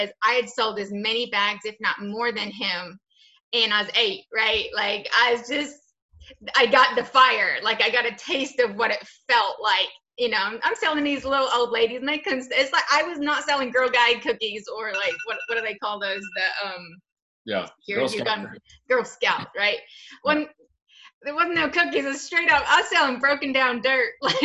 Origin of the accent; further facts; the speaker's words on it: New Zealand; I was born and raised in New Zealand.